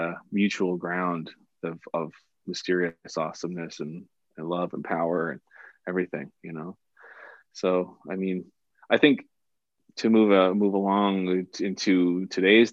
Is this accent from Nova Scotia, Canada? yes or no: yes; Cole Harbour, Nova Scotia, Canada; I'm from Cole Harbour, which is the home of hockey